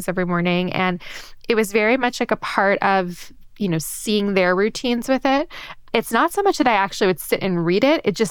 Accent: New York City, New York, United States; I grew up in New York City.

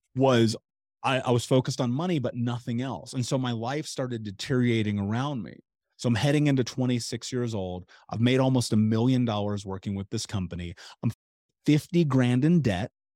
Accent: Indianapolis, Indiana, United States; I grew up in Indianapolis

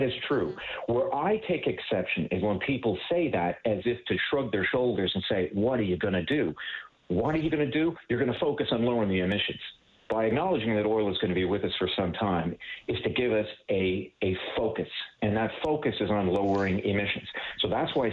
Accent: Newfoundland and Labrador, Canada; I grew up in Labrador in the north

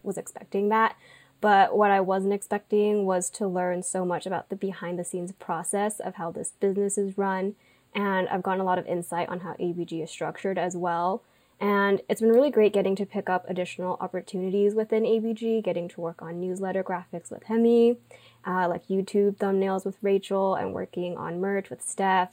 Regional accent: Irvine, California, United States; I grew up, um, like Janet, in Orange County. So I'm from Irvine

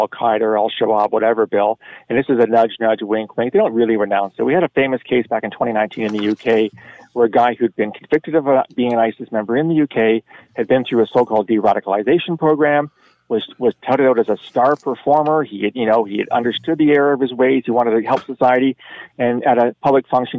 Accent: Canada; as a Canadian

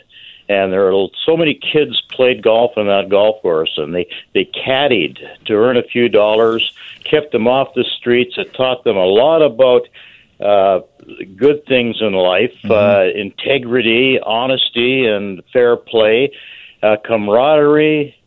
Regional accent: Vancouver, British Columbia, Canada; now in Oliver, Canada; I live in Oliver now, but I grew up in Southeast Vancouver

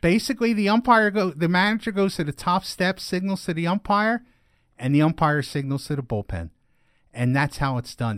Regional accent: East Stroudsburg, Pennsylvania, United States; moved away; also born or lived in Scranton, Pennsylvania; my hometown

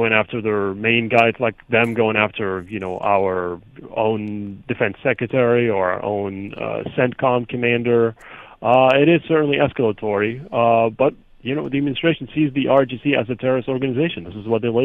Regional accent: United States; we as the American people

